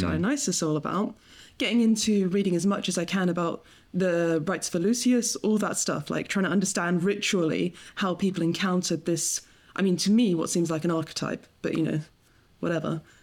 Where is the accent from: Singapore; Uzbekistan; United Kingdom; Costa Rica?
United Kingdom; England; I grew up in, in England